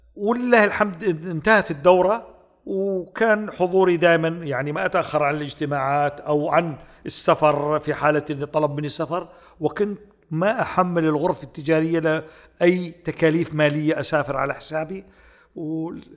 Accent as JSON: {"language": "Arabic", "country": "Saudi Arabia", "said": "حنا كسعوديين"}